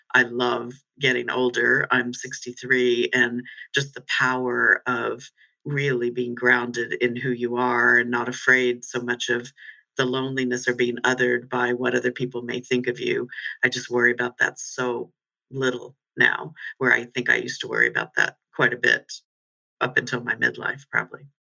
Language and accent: English; United States; moved away as an adult; also born or lived in London; I'm no longer purely American. I'm certainly not British um, or European